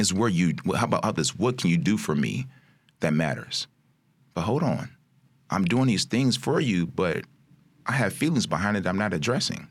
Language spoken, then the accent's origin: English; Chicago, Illinois, United States; also born or lived in Maywood, Illinois; I'm born and raised in Chicago native, out, just outside of Maywood